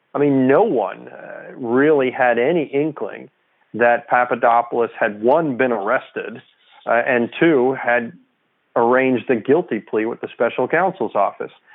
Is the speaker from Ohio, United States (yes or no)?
no; New York, United States; now in Washington, D.C., United States; I'm a New Yorker